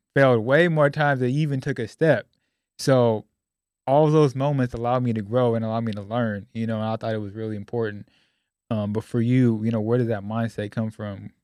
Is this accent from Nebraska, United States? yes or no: no; Sacramento, California, United States; moved away as an adult; now in Dallas, United States; I grew up in Sacramento, California